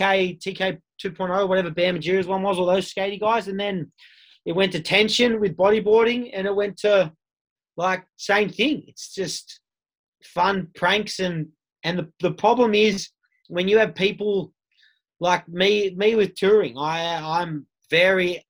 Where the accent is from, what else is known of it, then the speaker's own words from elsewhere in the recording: Sydney, New South Wales, Australia; I grew up in Bondi